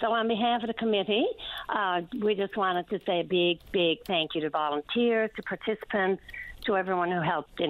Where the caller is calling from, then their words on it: Tilting, Newfoundland and Labrador, Canada; I'm calling from Tilting on Fogo Island.